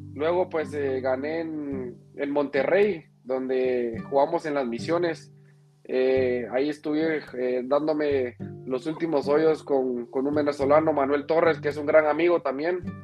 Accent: Guatemala; nuestro país está creciendo.

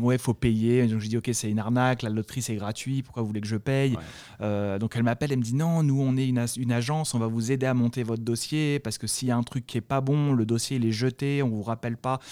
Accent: France; accent: French; moved away as an adult; now in United States; mon accent français

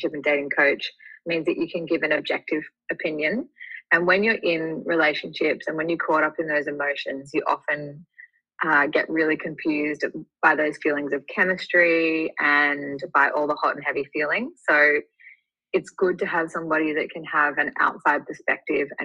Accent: Sydney, New South Wales, Australia; I'm from Sydney in Australia, so all the way down under.

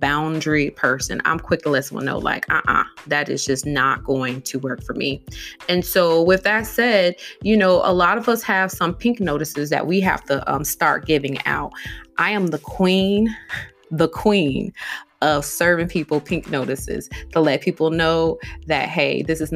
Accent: Midwest, United States; moved away; I grew up in the Midwest

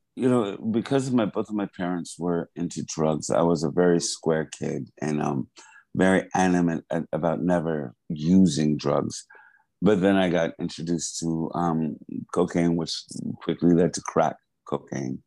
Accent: Hempstead, New York, United States; moved away as an adult; also born or lived in Wyandanch, New York / Maryland / Los Angeles; I, grew up in Hempstead from 80 to, to the time I left when I went to school.

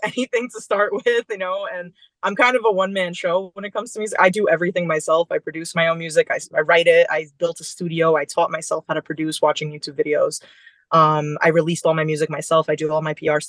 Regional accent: Long Island, New York, United States; also born or lived in Brooklyn / Bronx; then we moved to Long Island, and that's kind of where we settled

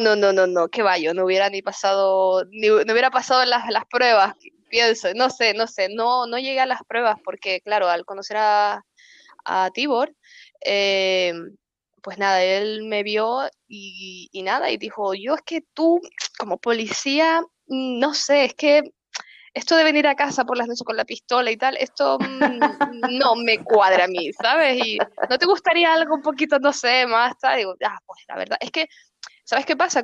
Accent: Santa Cruz de La Palma, Canary Islands, Spain; moved away as an adult; also born or lived in Venezuela; now in Beilen, Netherlands; nos volvimos otra vez a, a La Palma, ¿no? y ya estaba yo más o menos grandecita y nada, allí crecí y, y nada, pues eh, nada, estudié toda mi vida allí

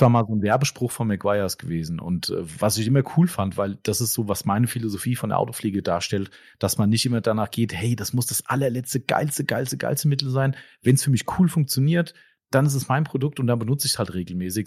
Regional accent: Germany; bei uns in Deutschland

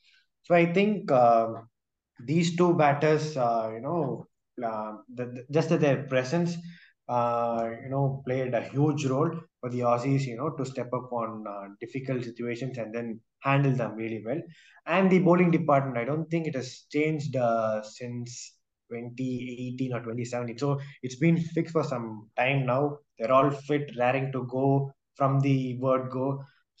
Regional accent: India; And deep down, even as an Indian fan, you knew that something special had to come out of the Indian players in order to win this test. But I think the Australians were too good for us this

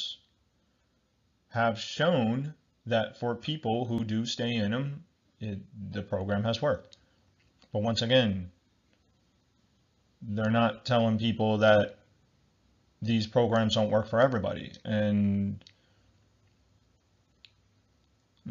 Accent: New Jersey, United States; I'm from New Jersey in the United States

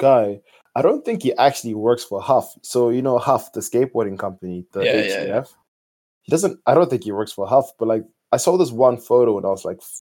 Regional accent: Botswana; moved away as an adult; now in Ireland; I came here last year from Botswana, because that's where I'm from originally

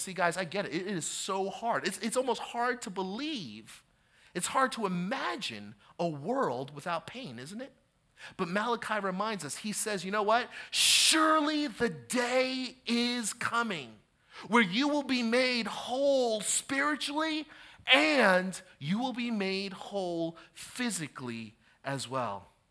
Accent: New Jersey, United States; I have been born and raised in New Jersey

